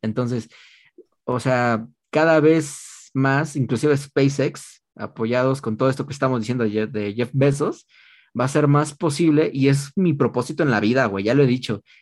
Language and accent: Spanish; Mexico